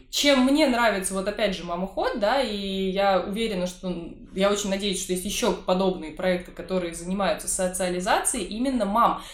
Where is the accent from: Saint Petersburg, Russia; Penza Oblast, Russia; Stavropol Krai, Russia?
Saint Petersburg, Russia; как жителю, коренному жителю Петербурга